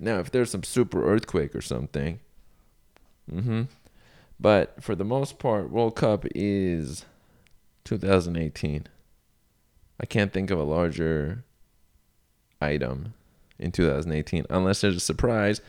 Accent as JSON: {"language": "English", "country": "Iran", "tie": "born or raised there", "moved": "yes", "said": "I was born in Iran, also known as Iran. Shout outs to my home nation of birth"}